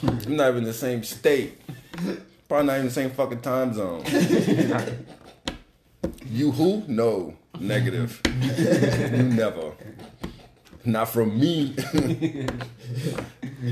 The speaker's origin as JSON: {"language": "English", "town": "New Orleans", "region": "Louisiana", "country": "United States", "said": "I'm from New Orleans"}